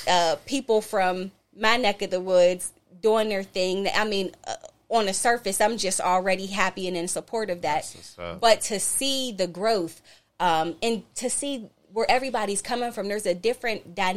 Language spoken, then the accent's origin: English; Duquesne, Pennsylvania, United States; growing up in Duquesne.